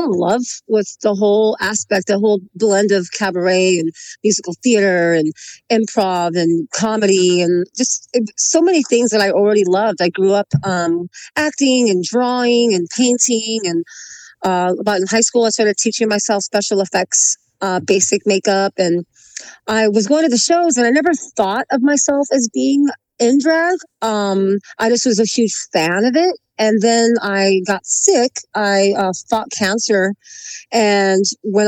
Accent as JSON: {"language": "English", "town": "Long Beach", "region": "California", "country": "United States", "tie": "born or raised there", "said": "Long Beach. I'm all Los Angeles all my life. Oh. I'm an LA native."}